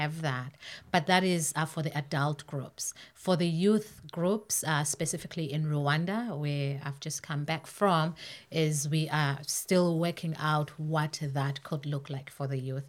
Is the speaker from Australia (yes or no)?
no; Zimbabwe; moved away as an adult; now in Canada; I was born and raised in Zimbabwe